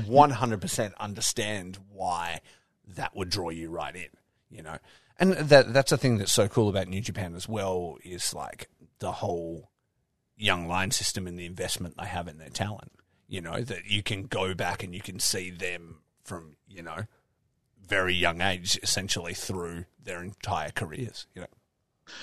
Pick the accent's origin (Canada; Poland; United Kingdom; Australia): Australia; I'm Australian